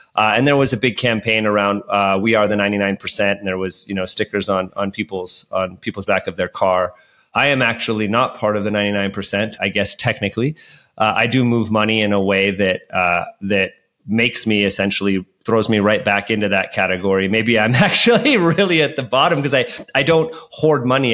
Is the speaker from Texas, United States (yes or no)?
no; Hayward, California, United States; also born or lived in Oakland, California; I grew up in the Bay Area of, of, of, Hayward and spent a lot of time in Oakland as well